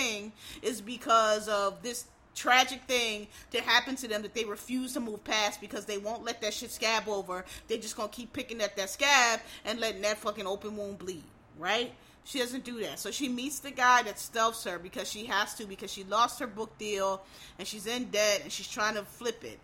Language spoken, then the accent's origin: English; United States; as African American